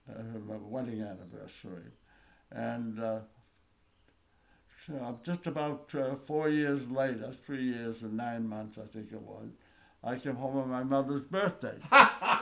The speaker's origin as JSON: {"language": "English", "town": "Newton", "region": "Massachusetts", "country": "United States", "tie": "born or raised there", "said": "I was born in Chester Hill, Newton, Massachusetts, back in 1920, August 22nd"}